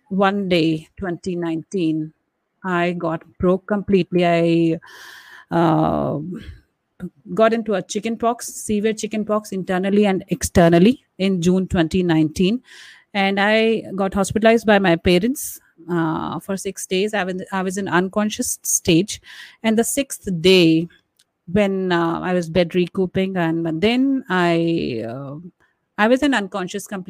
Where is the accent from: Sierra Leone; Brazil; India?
India; being an Indian woman and brought up traditionally